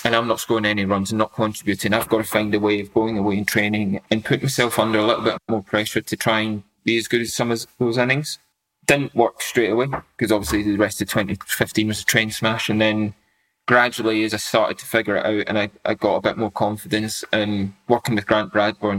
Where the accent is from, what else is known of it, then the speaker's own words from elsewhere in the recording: Scotland, United Kingdom; as a Scottish sportsman